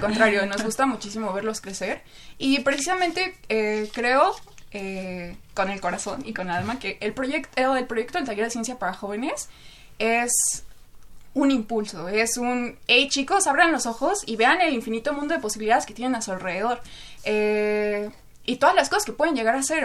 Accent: Chimalhuacán, State of Mexico, Mexico; yo crecí en Chimalhuacán, Estado de México, eh, un lugar sumamente conflictivo

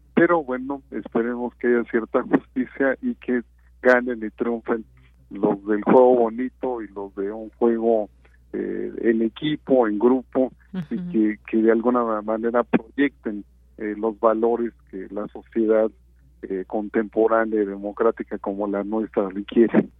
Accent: Mexico

